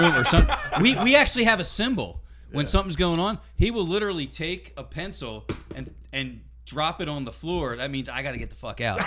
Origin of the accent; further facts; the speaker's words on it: Philadelphia, Pennsylvania, United States; I'm from Philly, born and raised